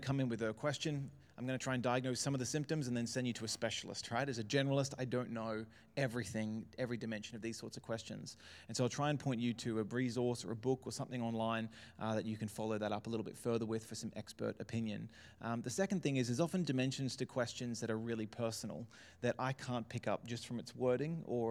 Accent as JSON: {"language": "English", "town": "Brisbane", "region": "Queensland", "country": "Australia", "tie": "born or raised there", "also_born_or_lived": "Melbourne", "said": "I was born in Melbourne, so in Carlton Hospital. We were there till I think I was 5 or 6 when the family moved up to Brisbane, saw the sunshine and decided never to go back. And so I've kind of grown up in and around Brisbane my whole life"}